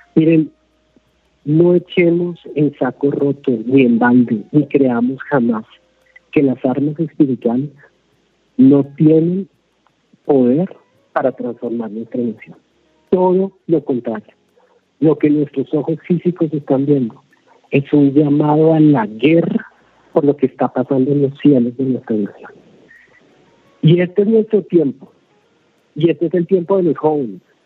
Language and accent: Spanish; Colombia; como colombianos